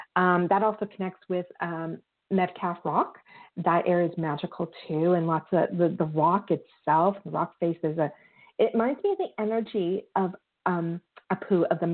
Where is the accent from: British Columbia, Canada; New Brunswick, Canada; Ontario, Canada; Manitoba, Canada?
Ontario, Canada; Collingwood, Thornbury, Georgian Bay, Beaver Valley area; I am from the Collingwood, Thornbury, Georgian Bay, Beaver Valley area. I would say area because I really do feel I'm connected to the area. It's not just one town.